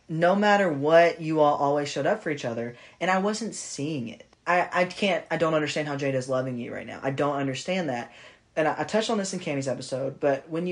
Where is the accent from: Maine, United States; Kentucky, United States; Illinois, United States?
Kentucky, United States; also born or lived in Tennessee; now in Texas, United States; I'm from Kentucky. I live in Texas